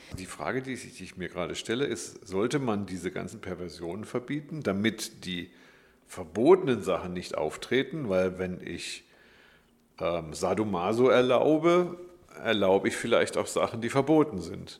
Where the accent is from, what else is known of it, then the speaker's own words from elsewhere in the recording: Black Forest, Baden-Württemberg, Germany; Ich bin im Schwarzwald groß geworden